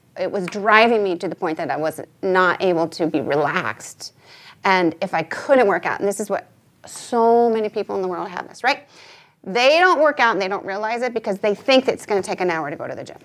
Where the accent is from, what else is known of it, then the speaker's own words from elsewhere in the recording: United States; as a young girl and growing up in America